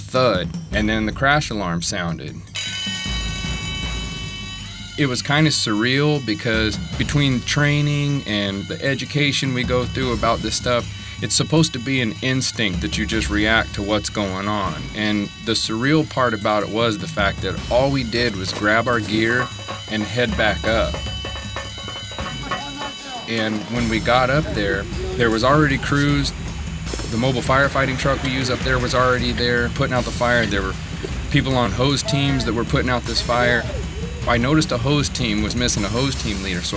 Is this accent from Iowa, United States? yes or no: no; Trafalgar, Indiana, United States; moved away as an adult; I'm originally from Trafalgar, Indiana